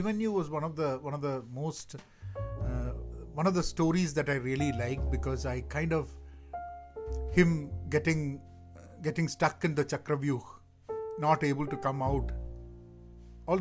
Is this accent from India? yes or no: yes; Kerala, India; I grew up in India, Kerala